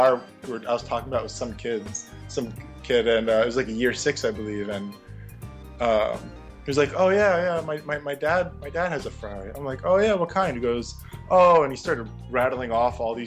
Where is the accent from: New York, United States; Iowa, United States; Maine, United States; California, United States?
New York, United States; about an hour north of New York City, United States; moved away as an adult; also born or lived in Colorado / Oman; I grew up right outside of New York City, about an hour north of New York City